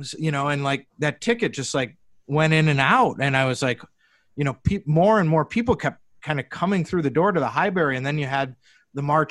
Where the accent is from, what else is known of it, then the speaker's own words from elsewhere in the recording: Madison, Wisconsin, United States; as a kid growing up in Madison